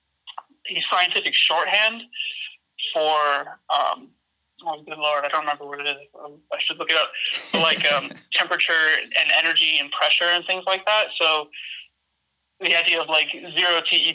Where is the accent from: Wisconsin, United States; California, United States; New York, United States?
Wisconsin, United States; near Milwaukee; moved away as an adult; now in Portland, United States; I grew up in near Milwaukee, Wisconsin.